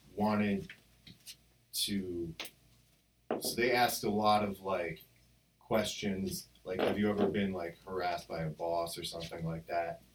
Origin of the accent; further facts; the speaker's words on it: New Jersey, United States; moved away; I was from New Jersey